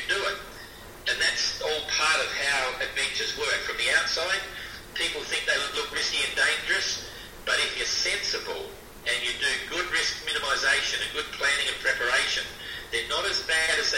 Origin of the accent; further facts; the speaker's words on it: Adelaide, South Australia, Australia; moved away; also born or lived in Hobart, Australia / China / Tonga; I was born in Adelaide in South Australia, and I sailed away from there in about 1973, and I've never really returned.